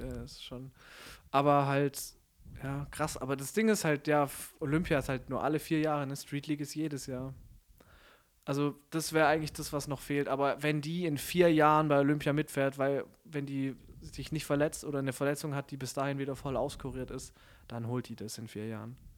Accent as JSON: {"language": "German", "town": "Stuttgart", "region": "Baden-Württemberg", "country": "Germany", "also_born_or_lived": "Konstanz", "said": "ich komme aus Stuttgart"}